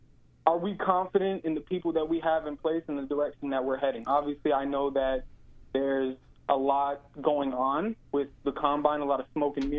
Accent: New England, United States; now in Florida, United States; I'm from New England, but moved to Florida

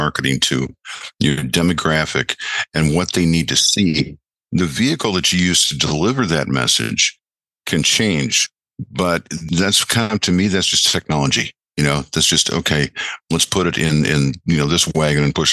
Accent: Rochester, New York, United States; moved away as an adult; now in Florida, United States; I grew up in Western New York, in Rochester, New York, moved to Florida 24 years ago

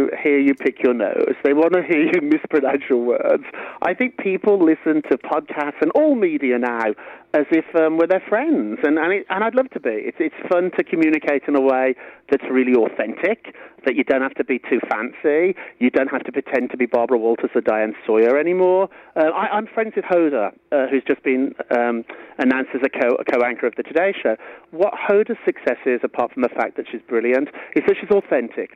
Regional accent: United Kingdom; moved away as an adult; now in New York, United States; Being a Briton in New York and America

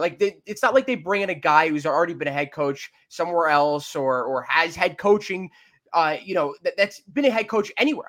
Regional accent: Livingston, New Jersey, United States; my hometown of Livingston

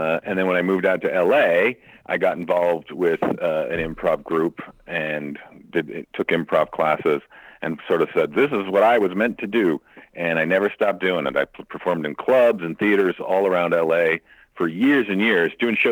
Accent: Santa Fe, New Mexico, United States; moved away as an adult; also born or lived in Chicago, Illinois / Dayton, Ohio / Los Angeles, California; now in Las Vegas, United States; Originally from Chicago. I lived there till I was 10 and then moved to Santa Fe, New Mexico and lived there till I went to college.

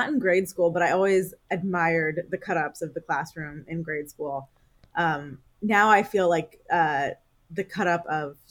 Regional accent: Philadelphia, Pennsylvania, United States; accent: Philadelphia English; moved away as an adult; also born or lived in Connecticut; I grew up in Philadelphia. I live in Philadelphia now. But I spent, 12 years outside of Philadelphia in undergrad and then grad school.

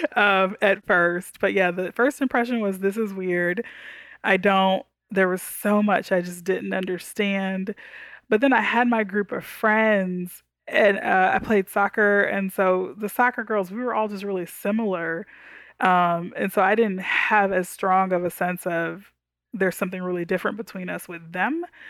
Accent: Houston, Texas, United States; also born or lived in Dallas, Texas; now in Tyler, United States; I grew up in Houston, lived in Dallas half my life

